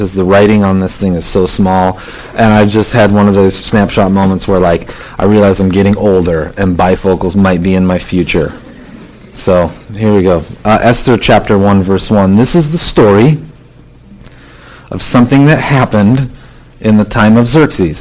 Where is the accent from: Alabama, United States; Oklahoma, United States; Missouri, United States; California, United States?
California, United States; Southern; I grew up in Southern California.